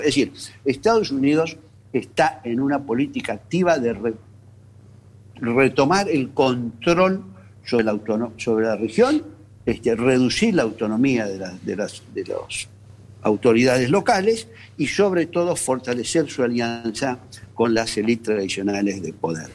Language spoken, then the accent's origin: Spanish; Argentina; como argentinos